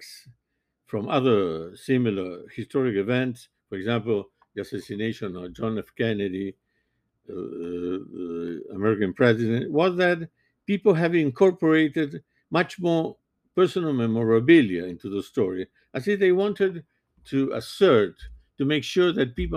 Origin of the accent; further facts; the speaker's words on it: Montevideo, Uruguay; now in Miami, United States; I was born in Montevideo, Uruguay